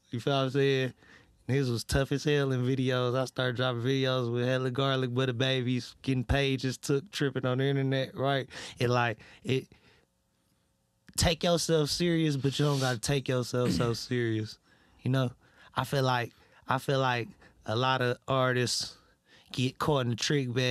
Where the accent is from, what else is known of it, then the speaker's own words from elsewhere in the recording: Detroit, Michigan, United States; I'm really from Detroit for real.